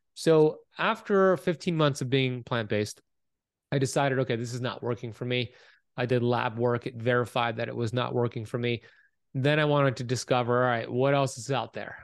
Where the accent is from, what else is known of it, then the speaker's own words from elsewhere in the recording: Miami Beach, Florida, United States; Born and raised here in Miami Beach, Florida